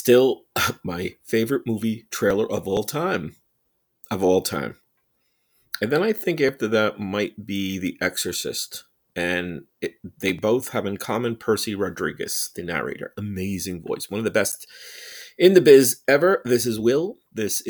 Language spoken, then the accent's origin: English; New Jersey, United States; New Jersey, my hometown birthplace and state in New Jersey